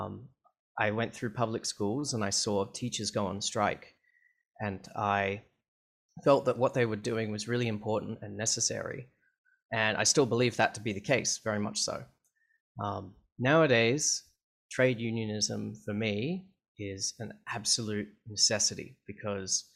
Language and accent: English; Canberra, Australian Capital Territory, Australia; now in Melbourne, Australia; So even though I live in Melbourne nowadays, I grew up in Canberra of Australia, which is it's the capital.